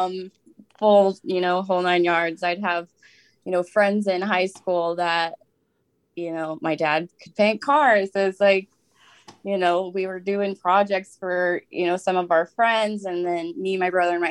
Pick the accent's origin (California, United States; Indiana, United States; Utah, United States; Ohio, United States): Indiana, United States; Southern; I'm from Southern Indiana